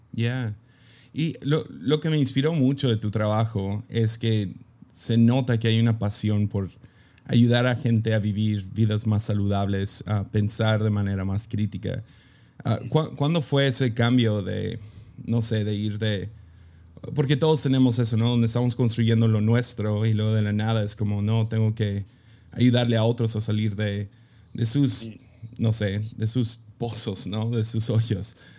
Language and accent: Spanish; Mexico; soy gringo que creció en México